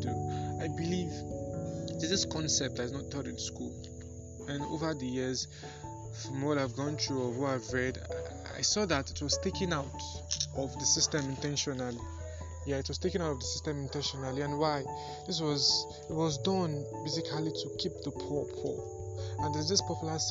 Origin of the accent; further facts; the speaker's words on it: Nigeria; I'm Nigerian by birth